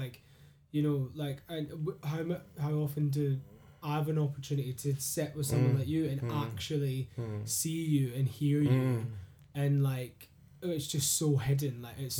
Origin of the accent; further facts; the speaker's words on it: Scotland, United Kingdom; it's quite easy to be Scottish and to be proud of it, more so than my friends who are English, because we're the underdogs